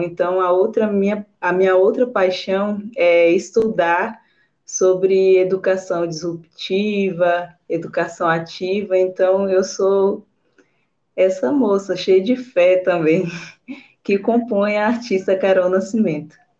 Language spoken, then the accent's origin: Portuguese; Alcobaça, Bahia, Brazil; Eu sou baiana de uma cidade do interior da Bahia, né, do litoral, um paraíso chamado Alcobaça